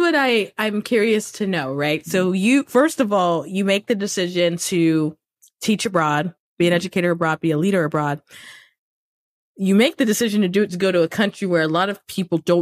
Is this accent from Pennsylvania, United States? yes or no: no; Washington, District of Columbia, United States; I was born at Howard Hospital